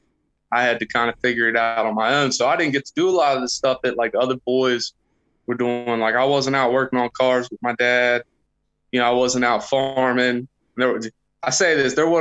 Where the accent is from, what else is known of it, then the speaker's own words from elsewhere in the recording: just south of Cincinnati, Ohio, Kentucky, United States; I grew up just south of Cincinnati, Ohio